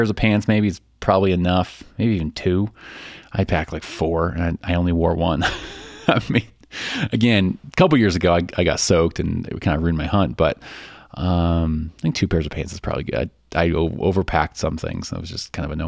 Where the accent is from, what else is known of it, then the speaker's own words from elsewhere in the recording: Chicago, Illinois, United States; accent: Chicago; my Chicago accent